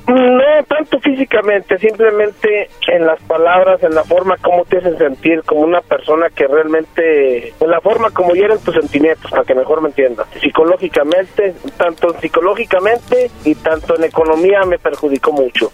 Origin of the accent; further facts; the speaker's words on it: Aguascalientes, Mexico; de donde yo vengo, de Aguascalientes, de Aguascalientes